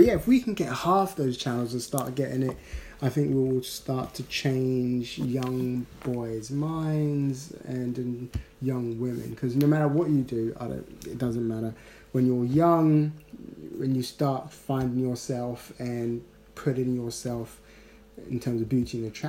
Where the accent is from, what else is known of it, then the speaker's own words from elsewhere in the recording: Ghana; now in United Kingdom; growing up in Ghana